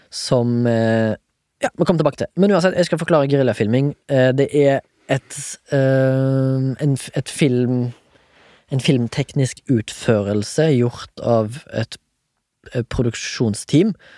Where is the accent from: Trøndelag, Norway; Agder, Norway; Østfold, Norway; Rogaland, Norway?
Rogaland, Norway; Haugesund; jeg er fra Haugesund